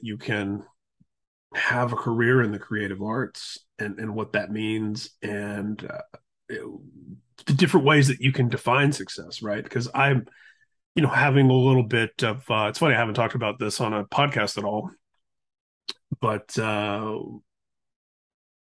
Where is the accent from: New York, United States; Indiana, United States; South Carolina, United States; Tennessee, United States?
Indiana, United States; moved away as an adult; now in California, United States; where I grew up in Indiana, I was born and raised there, spent, you know, was there until my mid to late 20s and have spent the next half of my life in California